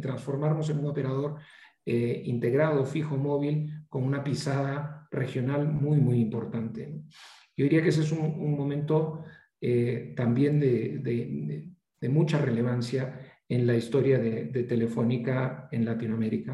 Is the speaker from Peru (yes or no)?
yes; Peru; also born or lived in Chicago; soy peruano